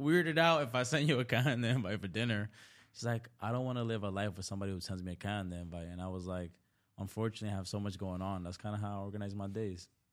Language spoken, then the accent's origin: English; New York City, New York, United States; also born or lived in Dominican Republic; growing up in the Bronx or just, like, number one, being born in D R, like, I was born in the country